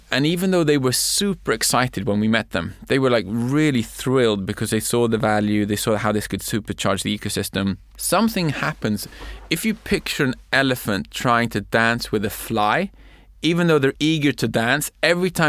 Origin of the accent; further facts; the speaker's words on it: Sweden; English is a second language; we're from Sweden, we want to do music for you guys.